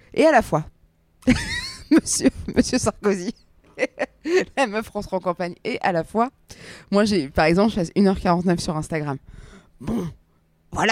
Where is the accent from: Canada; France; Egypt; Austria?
Egypt; Alexandria, Alexandria Governorate; je suis pas né au Caire, je suis né à Alexandrie